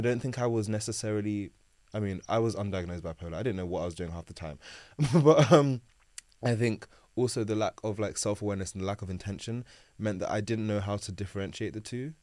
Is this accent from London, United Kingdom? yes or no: yes; London, United Kingdom; born and raised in South London.